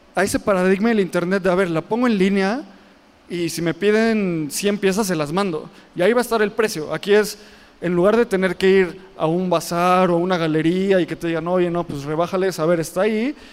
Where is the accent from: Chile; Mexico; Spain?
Mexico; Nosotros como mexicanos